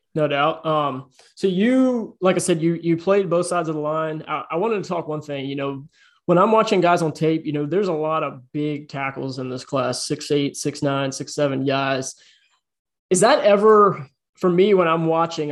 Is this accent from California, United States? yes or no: no; Richmond, Virginia, United States; I grew up in Virginia, grew up in Richmond, Virginia